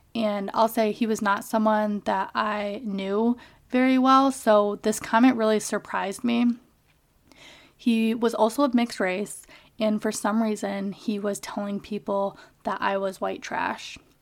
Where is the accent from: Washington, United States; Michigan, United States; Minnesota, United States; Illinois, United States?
Michigan, United States; Kalamazoo; also born or lived in Calcutta, India; I grew up in Kalamazoo, Michigan